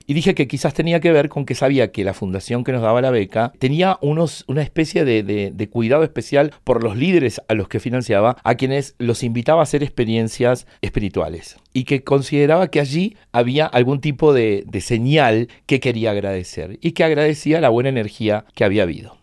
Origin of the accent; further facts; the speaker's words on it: Chile, Argentine Patagonia, Argentina; moved away as an adult; now in Buenos Aires, Argentina; había dejado atrás mi pueblo en Chile, mi pueblo en la Patagonia Argentina, la ciudad universitaria donde había hecho mi carrera y estaba ya instalado en Buenos Aires